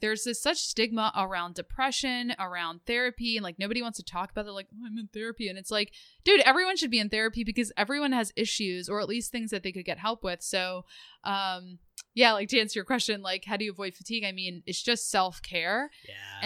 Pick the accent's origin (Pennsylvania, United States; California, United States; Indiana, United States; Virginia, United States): Pennsylvania, United States; outside Philadelphia; moved away as an adult; now in Rhode Island, United States; I grew up outside of Philadelphia